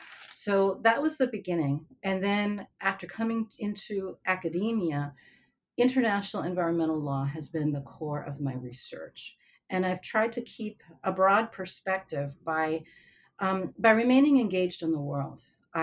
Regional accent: northern New Jersey, United States; also born or lived in Cuba; So I was born in Cuba. I came to the U.S. as a child. My parents were refugees. We were settled by the government in northern New Jersey, which is a vibrant working class community.

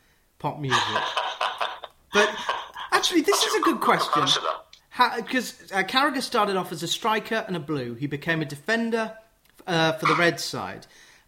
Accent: London, United Kingdom; I grew up in the Jewish community of northwest London

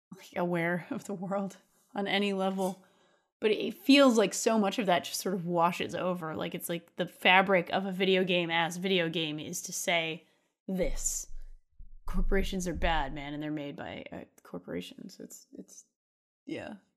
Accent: Rhode Island, United States; moved away; also born or lived in San Francisco; my home state

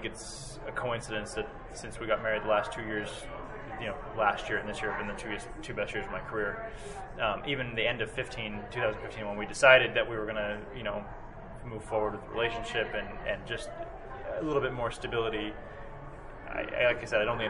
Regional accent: Indianapolis, Indiana, United States; where I grew up in Indianapolis

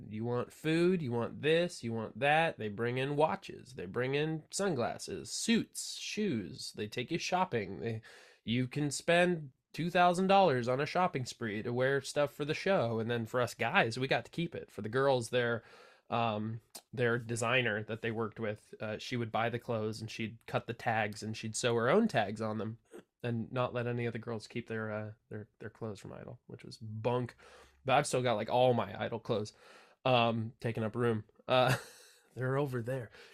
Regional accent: Santa Cruz, California, United States; here in my hometown, Santa Cruz, California.

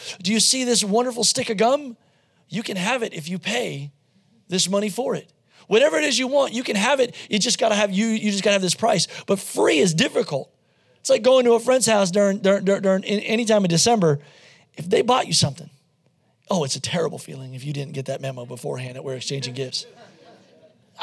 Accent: Pennsylvania, United States; I grew up in Pennsylvania in coal country

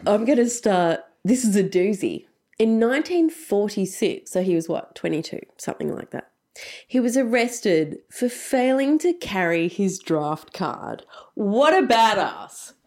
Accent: Australia; accent: broad Australian; my broad Australian accent

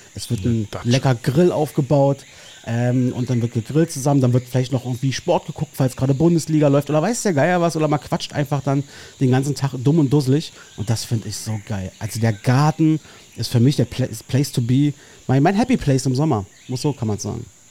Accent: Berlin, Germany; ich verlasse meine Heimat einfach sehr ungern offensichtlich. Ähm, du bleibst in Marzahn

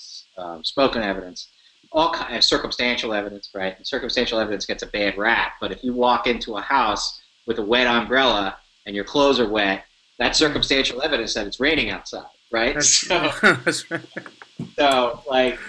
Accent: New York City, New York, United States; I'm a New Yorker

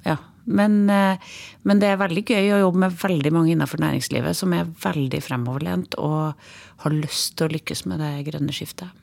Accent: Trøndelag, Norway; accent: Trønder dialect; moved away as an adult; also born or lived in Overhalla; now in Oslo, Norway; Jeg er en trønder inni. Dialekta mi får jeg ikke bort.

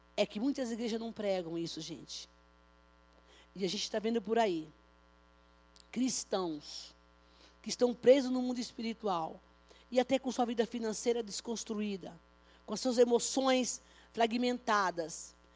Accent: Bahia, Brazil; now in São Paulo, Brazil; lá na minha terra, viu? Lá na Bahia

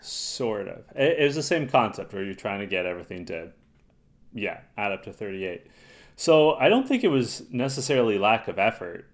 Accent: Toronto, Ontario, Canada; we're from Toronto

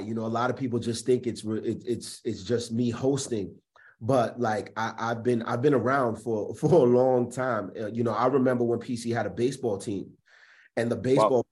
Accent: Providence, Rhode Island, United States; also born or lived in Richmond, Virginia / Atlanta; I am born and raised in Providence, Rhode Island

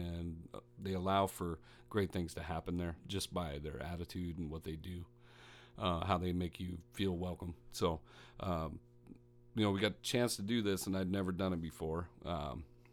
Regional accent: Midwest, United States; I'm from the Midwest, where I've had a number of influences.

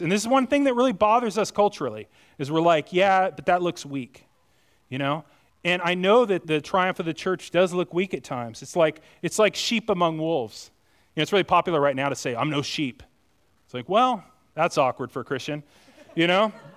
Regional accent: United States; I'm as American as the rest of you

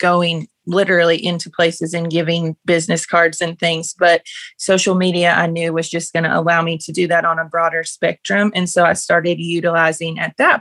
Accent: Paris, Kentucky, United States; now in Simpsonia, United States; I'm from Paris, Kentucky

